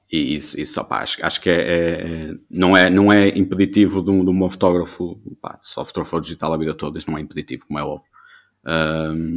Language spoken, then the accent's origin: Portuguese; Vila Nova de Famalicão, Norte, Portugal; sou de Vila Nova Famalicão